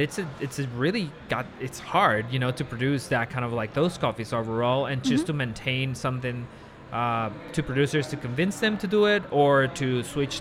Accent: Guatemala; moved away; I'm from Guatemala

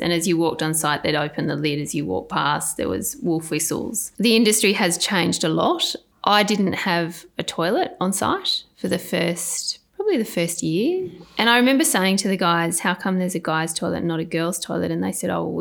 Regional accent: Sydney, New South Wales, Australia; I was born in Sydney, Royal North Shore Hospital. Grew up in Lynfield

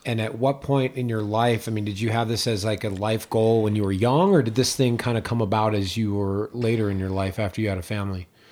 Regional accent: East Coast, United States; also born or lived in New England; now in Tahoe, United States; I grew up on the East Coast

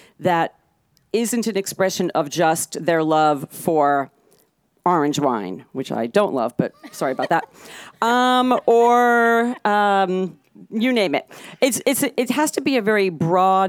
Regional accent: New York, United States; I grew up in New York

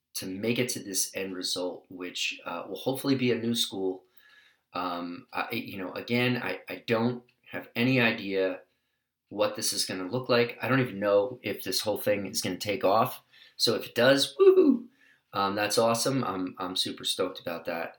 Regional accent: New York City, New York, United States; now in California, United States; I come from New York City

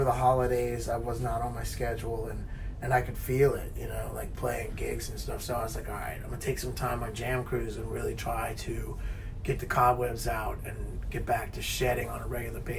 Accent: New Orleans, Louisiana, United States; I'm from New Orleans

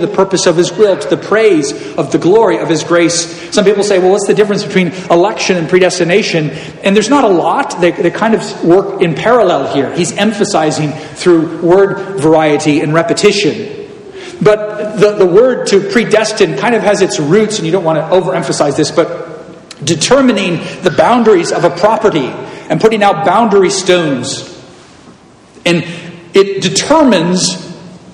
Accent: Southern California, United States; I'm from Southern California

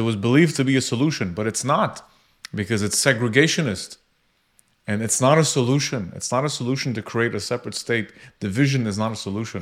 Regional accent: Canada; I was born in Canada

